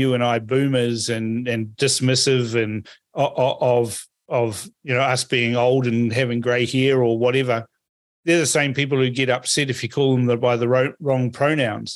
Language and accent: English; Fiji; now in New Zealand; I was born in Fiji